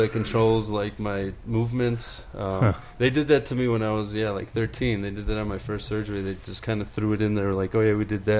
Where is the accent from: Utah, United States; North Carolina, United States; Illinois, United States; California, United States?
Illinois, United States; Chicago; also born or lived in Greece; I'm from Chicago.